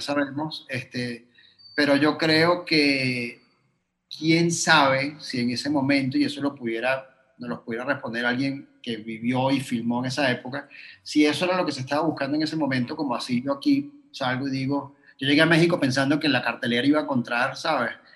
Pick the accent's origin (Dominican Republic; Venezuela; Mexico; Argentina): Venezuela; moved away; me fui de Venezuela, porque cuando estaba en Venezuela